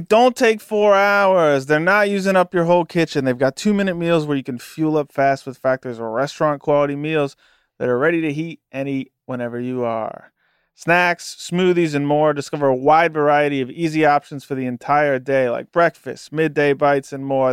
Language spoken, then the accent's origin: English; Southeastern Ohio, United States; I grew up in Southeastern Ohio